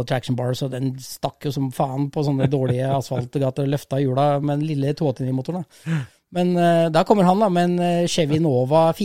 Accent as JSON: {"language": "Norwegian", "town": "Rissa", "region": "Trøndelag", "country": "Norway", "tie": "born or raised there", "said": "Jeg er oppvokst på Rissa."}